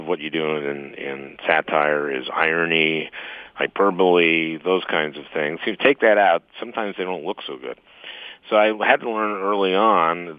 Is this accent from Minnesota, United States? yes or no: yes; St. Louis Park, Minnesota, United States; I grew up in St. Louis Park, and two-bedroom, one-bath house.